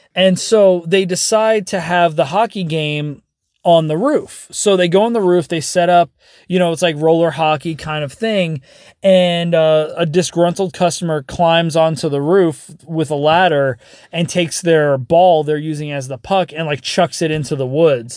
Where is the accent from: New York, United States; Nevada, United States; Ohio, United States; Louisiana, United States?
Nevada, United States; Las Vegas; growing up in Vegas